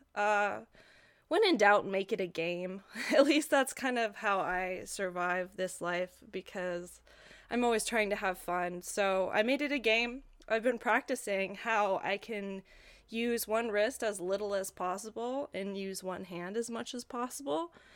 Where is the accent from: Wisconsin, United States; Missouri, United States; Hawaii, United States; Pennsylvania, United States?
Hawaii, United States; I grew up in Hawaii